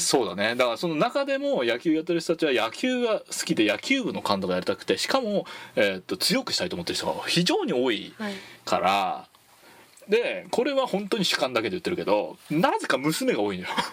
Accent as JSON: {"language": "Japanese", "region": "Tochigi", "country": "Japan", "tie": "born or raised there", "said": "僕栃木出身"}